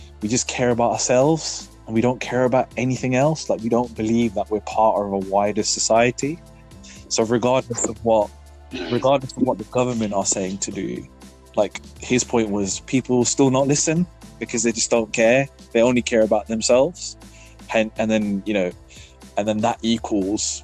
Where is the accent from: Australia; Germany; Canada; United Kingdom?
United Kingdom; we're British, we're an island race